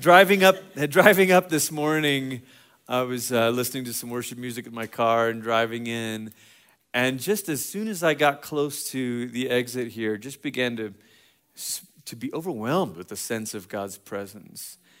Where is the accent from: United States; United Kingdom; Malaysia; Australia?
Malaysia; moved away; I grew up in Malaysia